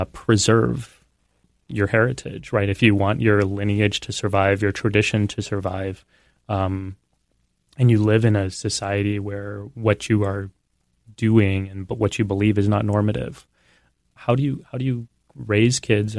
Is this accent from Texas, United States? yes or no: yes; San Antonio, Texas, United States; I was born and raised in San Antonio.